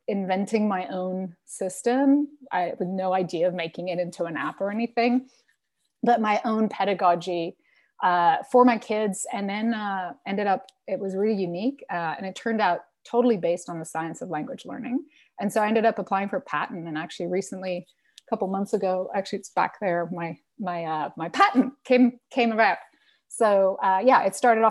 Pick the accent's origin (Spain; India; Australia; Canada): Spain; I grew up in Spain. My family's from Venezuela